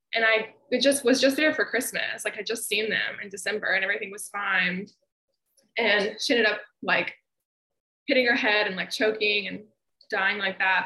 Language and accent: English; Memphis, Tennessee, United States; moved away as an adult; also born or lived in Ohio; visit my hometown